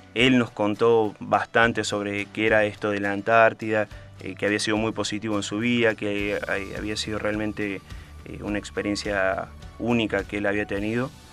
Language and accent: Spanish; Córdoba, Argentina; yo soy de Córdoba